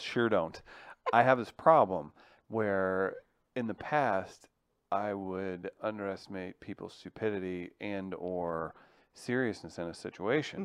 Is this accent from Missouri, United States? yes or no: yes; Farmington, Missouri, United States; now in St. Louis, United States; Farmington, Missouri, where, is where I grew up